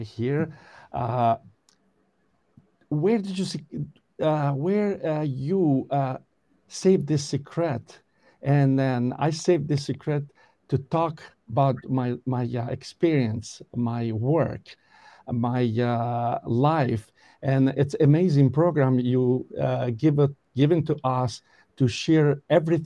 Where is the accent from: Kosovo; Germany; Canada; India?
Kosovo; English is a second language; moved away as an adult; now in Connecticut, United States; I started this training in 1985 in Kosovo. I'm originally from Kosovo. And I do apologize to people if I don't speak very 100% English good